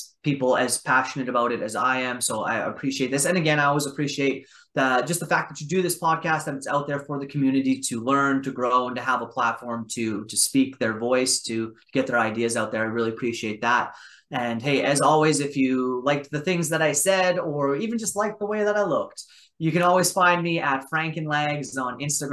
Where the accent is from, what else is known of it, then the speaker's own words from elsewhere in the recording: Regina, Saskatchewan, Canada; my hometown of Regina, Saskatchewan